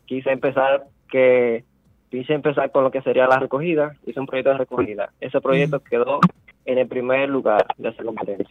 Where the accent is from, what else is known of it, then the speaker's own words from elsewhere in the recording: La Vega, Dominican Republic; moved away as an adult; also born or lived in Santo Domingo; Yo soy nativo de La Vega